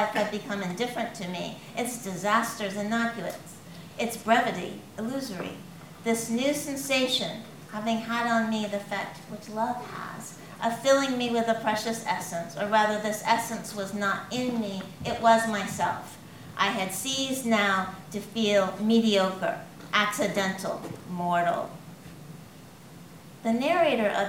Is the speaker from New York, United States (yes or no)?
no; California, United States; now in northern England, United Kingdom; I grew up in California